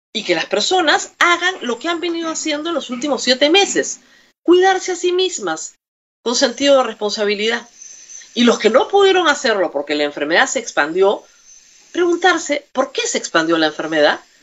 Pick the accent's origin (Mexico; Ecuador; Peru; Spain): Peru; los derechos de todos los peruanos